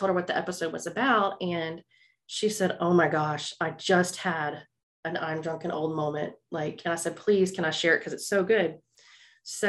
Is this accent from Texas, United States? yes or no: yes; Houston, Texas, United States; I'm from Houston